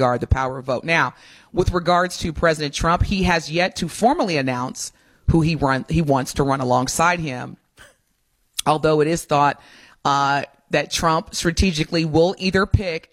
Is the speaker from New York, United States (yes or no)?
no; Indiana, United States; moved away; I'm from Indiana